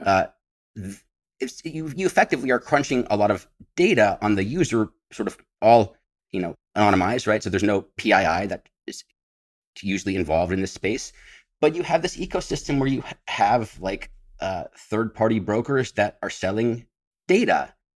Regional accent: San Francisco Bay Area, California, United States; moved away as an adult; I grew up in the San Francisco, uh, Bay Area, about twenty-five miles east of San Francisco

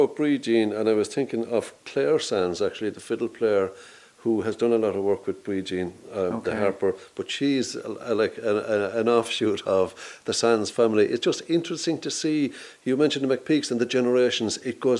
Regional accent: Ennis, Munster, Ireland; And I know they say Ennis is such a great town. It's my hometown

